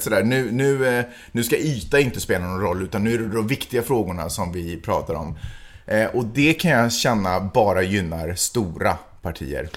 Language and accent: Swedish; Sweden; som svensk, som ändå är född och uppvuxen eller åtminstone har levt de senaste decennierna